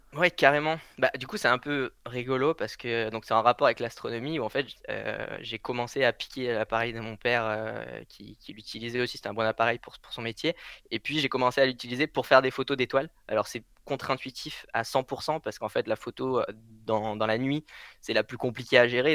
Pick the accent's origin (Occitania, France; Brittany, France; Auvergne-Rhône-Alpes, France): Occitania, France; Blandas; moved away; à Blandas, c'est celui euh, auquel j'ai fini mon, enfance.